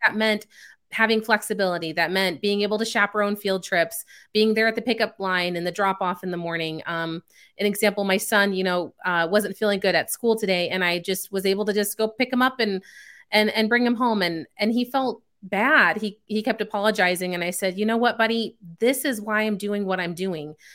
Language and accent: English; Chicago, Illinois, United States; moved away as an adult; also born or lived in California; now in Texas, United States; I was born out in California, spent the first nine years of my life there, and then the next nine years of my childhood, um, was in the Chicago suburbs